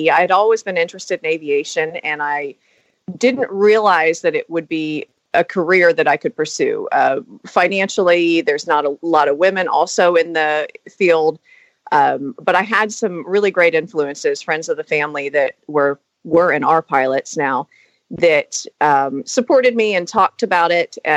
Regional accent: Florida, United States; now in Newnan, Georgia, United States; from Florida.

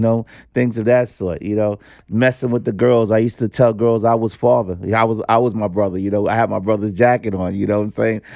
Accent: New York City, New York, United States; also born or lived in Rockaways; Harlem coming up on the one hundred twenty-eighth and Saint Nicholas

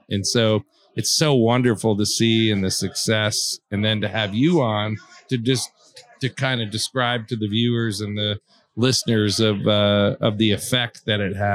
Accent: New York, United States; from New York, so yeah

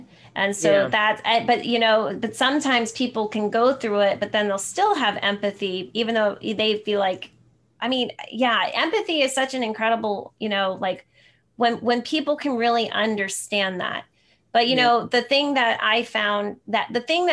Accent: Sparta, New Jersey, United States; now in San Jose, United States; I grew up in New Jersey, so I'm an East Coast girl at heart

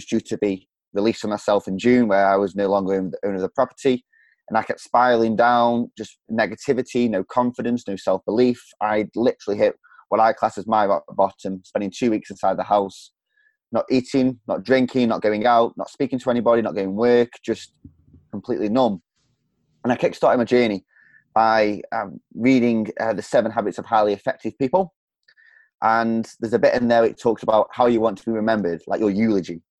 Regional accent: Stoke-on-Trent, West Midlands, United Kingdom; From, uh, from England, the middle of England

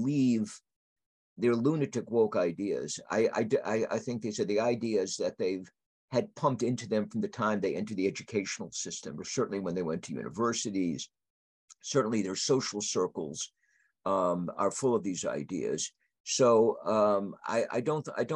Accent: United States; As an American conservative

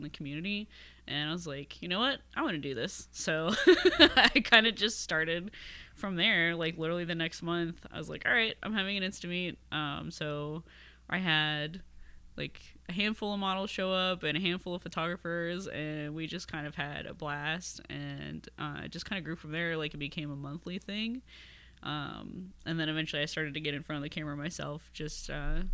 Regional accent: Miamisburg, Ohio, United States; also born or lived in Dayton, Ohio / Bellbrook, Ohio; So I grew up mostly in Miamisburg, but I was born like in Dayton

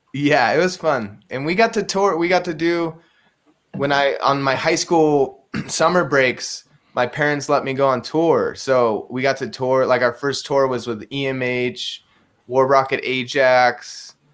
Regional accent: San Luis Obispo, California, United States; also born or lived in Bishop, California; I grew up in um, uh, mostly in San Luis Obispo, California. I was born in Bishop, kind of near Mammoth Mountain, and then I. When I was really young, we moved to San Luis Obispo

